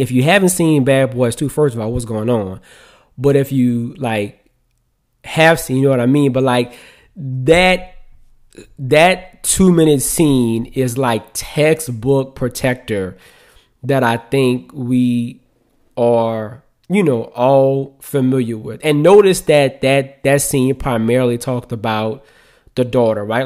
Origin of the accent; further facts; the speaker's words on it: New Orleans, Louisiana, United States; I'm from New Orleans, right? And so in New Orleans, like, when somebody comes in your house, it's very customary for them to speak.